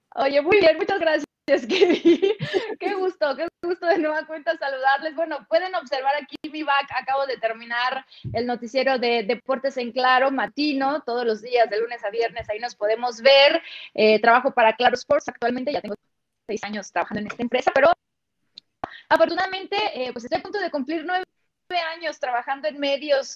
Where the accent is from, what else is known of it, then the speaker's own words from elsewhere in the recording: Sinaloa, Mexico; Yo soy de Sinaloa